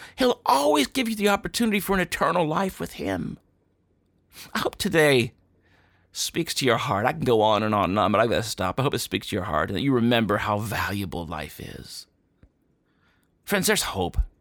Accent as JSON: {"language": "English", "country": "United States", "said": "as an American"}